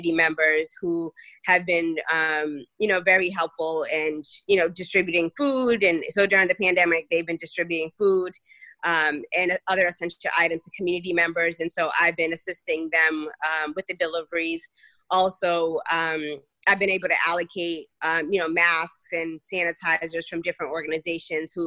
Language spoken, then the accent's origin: English; Boston, Massachusetts, United States; first language Cape Verdean Creole; English is a second language; I grew up in Dorchester